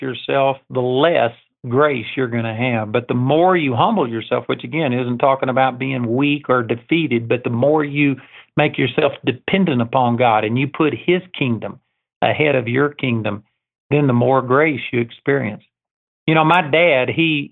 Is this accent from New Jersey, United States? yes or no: no; Texas, United States; I'm a hick from Texas